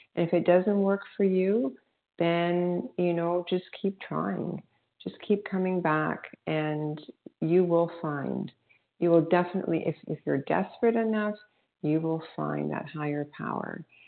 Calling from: Toronto, Ontario, Canada; I'm calling from Toronto, Canada

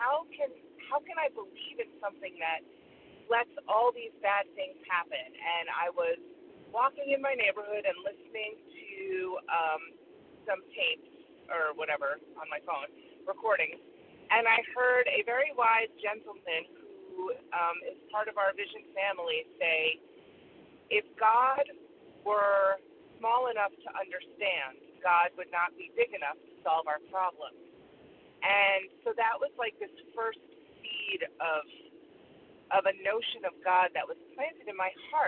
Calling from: Connecticut, United States; Good morning, Jen. … from Connecticut.

